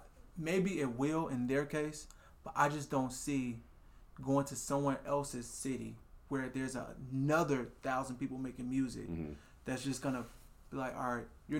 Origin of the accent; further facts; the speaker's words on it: Des Moines, Iowa, United States; People feel like there's a ceiling for Des Moines. I'm from Des Moines, so I can only go so far.